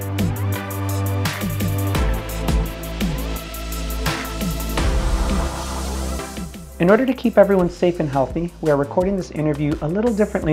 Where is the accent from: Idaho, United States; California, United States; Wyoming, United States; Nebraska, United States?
California, United States; San Diego; Being born and raised here